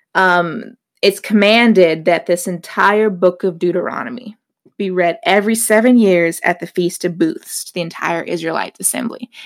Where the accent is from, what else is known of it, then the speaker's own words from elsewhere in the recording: Pacific Northwest, United States; now in Charlotte, United States; I'm from the Pacific Northwest